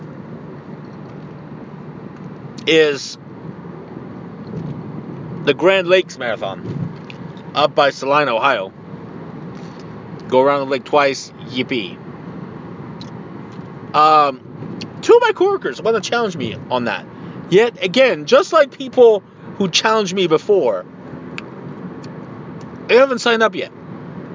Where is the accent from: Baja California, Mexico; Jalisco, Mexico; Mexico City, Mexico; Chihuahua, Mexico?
Baja California, Mexico; Tijuana; moved away; I am indeed 110% Mexican. I was born in Tijuana, Mexico.